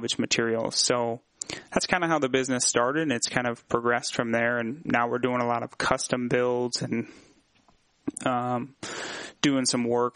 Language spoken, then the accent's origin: English; Peoria, Illinois, United States; we're both from Peoria and born and raised in the city